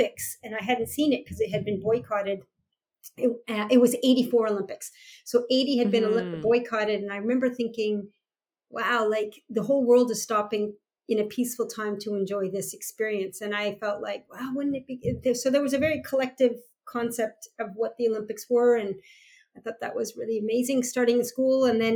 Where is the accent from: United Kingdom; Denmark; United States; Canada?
Canada; the national pride of being a Canadian